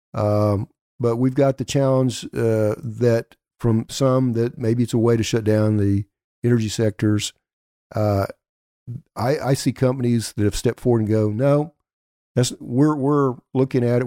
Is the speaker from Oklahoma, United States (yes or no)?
yes; Elk City, Oklahoma, United States; my hometown of Elk City.